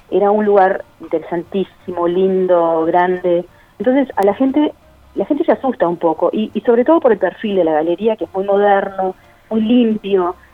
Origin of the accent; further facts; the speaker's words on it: Cerro de las Cuentas, Cerro Largo, Uruguay; como para poder apoyar a la escuela donde yo me crié, en Cerro de las Cuentas, en Cerro Largo